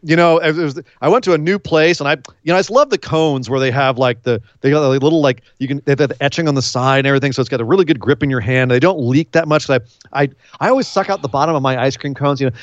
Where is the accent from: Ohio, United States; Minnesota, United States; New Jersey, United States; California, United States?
California, United States; I'm from California.